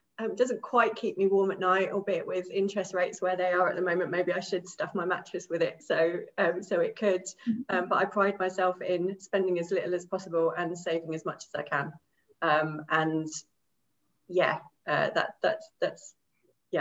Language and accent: English; Milton Keynes, South East England, United Kingdom; now in Towcester, United Kingdom; I'm originally from Bletchley in Milton Keynes. I was born in Bletchley Maternity Hospital, no longer exists, and I'm currently living in Towcester in Northamptonshire